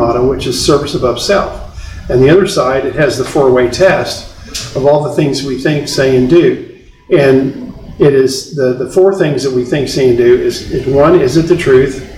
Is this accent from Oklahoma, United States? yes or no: yes; Tulsa, Oklahoma, United States; my hometown, Tulsa